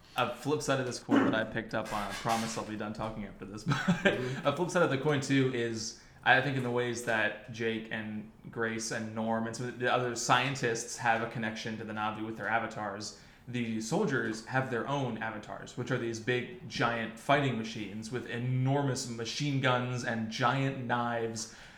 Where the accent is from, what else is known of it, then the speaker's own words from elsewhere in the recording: Ohio, United States; for all of us sheltered white kids watching it from the great state of Ohio